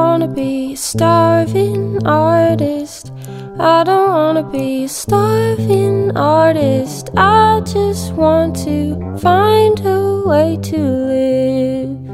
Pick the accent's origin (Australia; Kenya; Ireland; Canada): Australia; I'm Australian